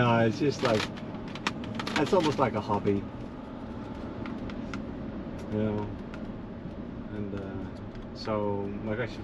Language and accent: English; Netherlands; moved away as an adult; now in Naples, United States; I'm from the Netherlands.